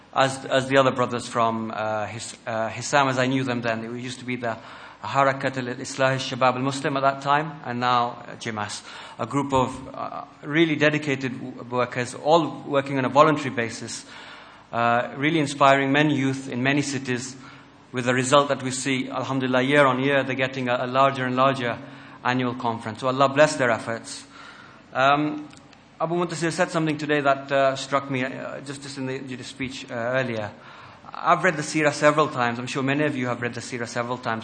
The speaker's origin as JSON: {"language": "English", "country": "United Kingdom", "said": "we are British, we have our faith with Islam"}